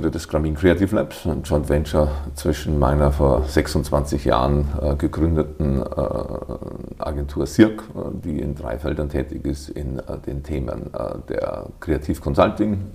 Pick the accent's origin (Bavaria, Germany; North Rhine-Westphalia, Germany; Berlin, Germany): Bavaria, Germany; Kelheim district, Lower; also born or lived in Bad Abbach / Abensberg; now in Wiesbaden, Germany; Nee, ich komme aus Niederbayern.